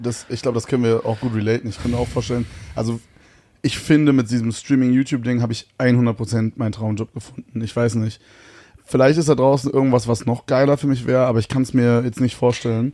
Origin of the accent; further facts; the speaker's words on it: Königs Wusterhausen, Brandenburg, Germany; also born or lived in Berlin; Ich komme aus Königs Wusterhausen.